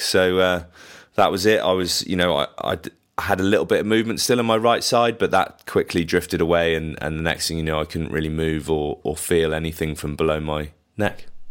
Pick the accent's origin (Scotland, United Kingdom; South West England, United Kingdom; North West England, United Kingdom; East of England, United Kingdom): South West England, United Kingdom; Bath; we come from Bath, which is a massive rugby town, so, you know, we used to go down to the rec and watch